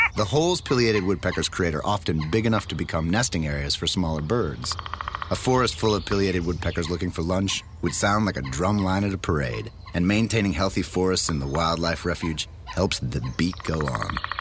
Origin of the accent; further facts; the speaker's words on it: New Jersey, United States; I'm born and raised in New Jersey